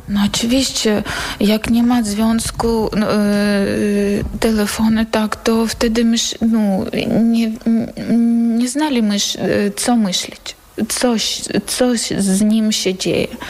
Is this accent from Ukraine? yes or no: yes; Bakhmut, Donetsk Oblast, Ukraine; Polish is a second language; moved away as an adult; now in Poland; Jestem z miasta Bachmut. Przyjechałam tutaj do Polski z miasta Bachmut.